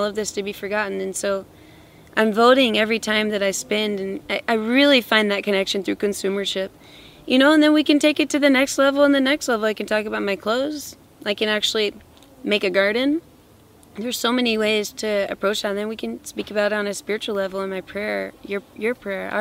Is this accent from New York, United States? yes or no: no; Louisiana, United States; moved away as an adult; now in Peru; I'm originally from Louisiana in the United States.